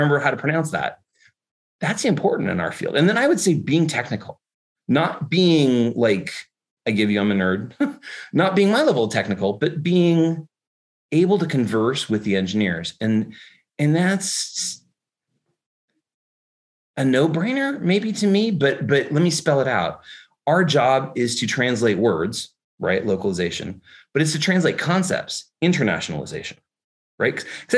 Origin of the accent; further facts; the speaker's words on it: California, United States; accent: Californian English; first language English; I am a native speaker of Californian English.